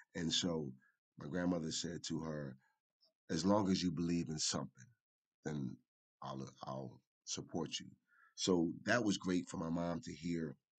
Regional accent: Philadelphia, Pennsylvania, United States; in West Philadelphia was, was, was a delight to see for me as a, as, as a, as a young man at four or five years old. And um, one day I attended Huey Elementary, which was on 52nd, 52nd

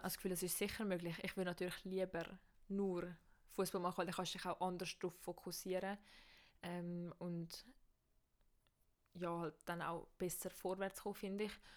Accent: Switzerland; bei uns in der Schweiz

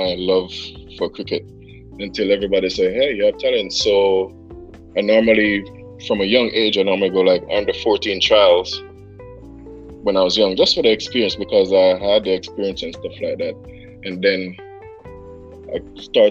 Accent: Kingston, Jamaica; I'm from Delacue Park on Spanishtown Road in Kingston

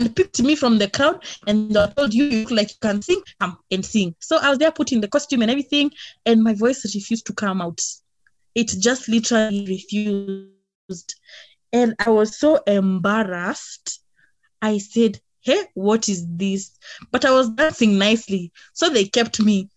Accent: Nairobi, Kenya; I was born and raised in Nairobi

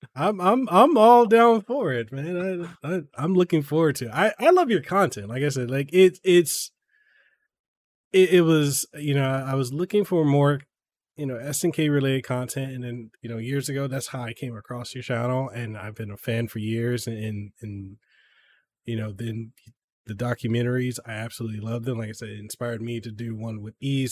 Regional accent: Samoa; now in Hawaii, United States; when I was growing up in Samoa

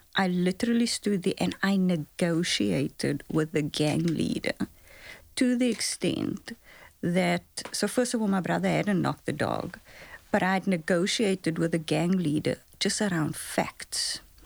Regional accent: Cape Town, Western Cape, South Africa; I grew up in Lavendale, so I grew up on the Cape Flats

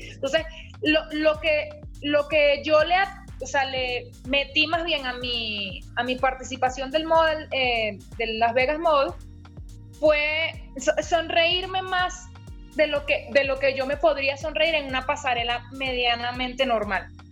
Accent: Maracay, Aragua, Venezuela; somos de Maracay las dos.

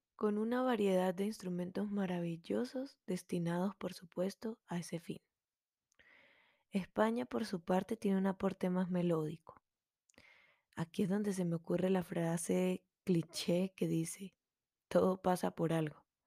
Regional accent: Venezuela; una músico melómana venezolana

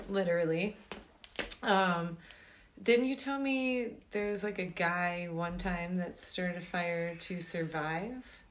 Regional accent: Georgia, United States; now in Flagstaff, United States; I grew up in Georgia in the mm-hmm. land of the pines

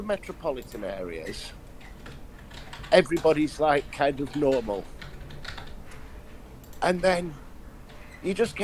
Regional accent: London, United Kingdom; I said, London

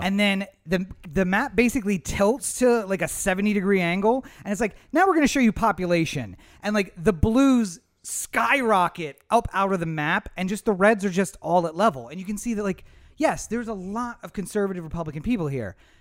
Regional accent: Eastern Shore, Maryland, United States; I grew up on the Eastern Shore

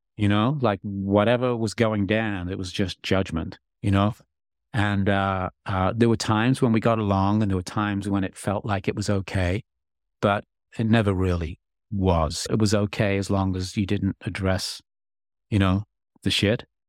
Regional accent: England, United Kingdom; I'm English

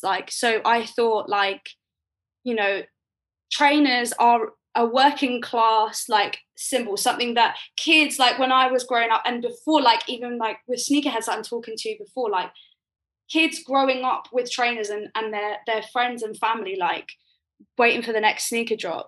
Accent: Croydon, London, United Kingdom; I grew up in Croydon

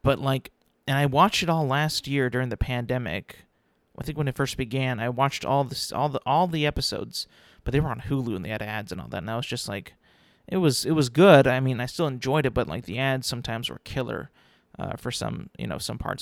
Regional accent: California, United States; I'm a Californian

